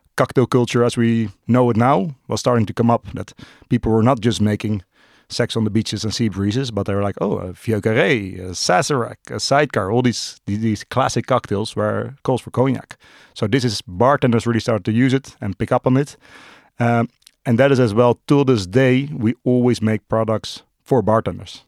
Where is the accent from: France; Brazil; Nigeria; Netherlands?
Netherlands; Amsterdam, North Holland; born and raised in Amsterdam, uh, still live in Amsterdam.